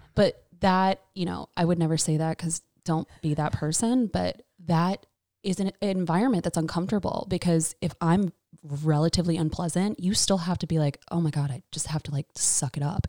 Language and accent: English; Raleigh, North Carolina, United States; I was born and raised in Raleigh